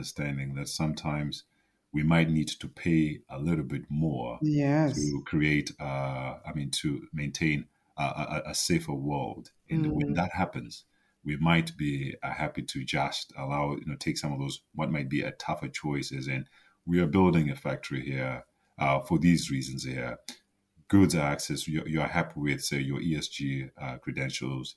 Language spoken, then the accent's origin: English; Zimbabwe; I grew up in Zimbabwe